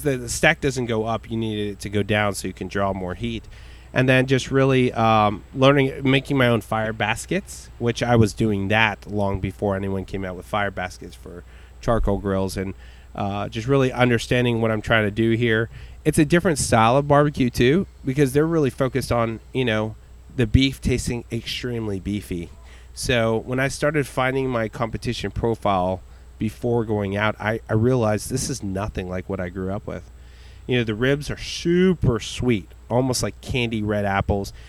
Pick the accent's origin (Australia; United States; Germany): United States; Richmond, Texas; also born or lived in Bryan, Texas / College Station, Texas / Puerto Rico (family); he moved us to a small, obscure town outside of Houston called Richmond Rosenberg